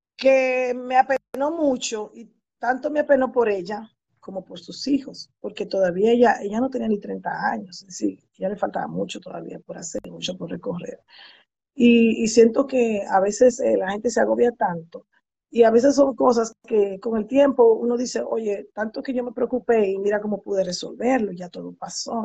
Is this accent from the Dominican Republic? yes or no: yes; Santo Domingo, Distrito Nacional, Dominican Republic; moved away as an adult; now in United States; Sí, yo soy dominicana y viví en Santo Domingo hasta los 30 años